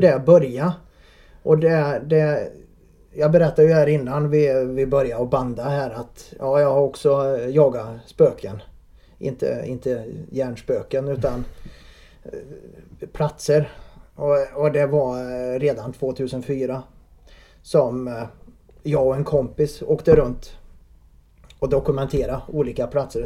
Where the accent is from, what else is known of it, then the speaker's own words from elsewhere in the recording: Värmland, Sweden; accent: värmländskt; moved away as an adult; now in Vänersborg, Sweden; Jag är från Värmland